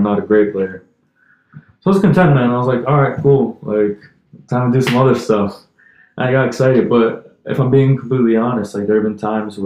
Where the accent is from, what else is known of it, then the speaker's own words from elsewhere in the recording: United States; as an American, as a foreigner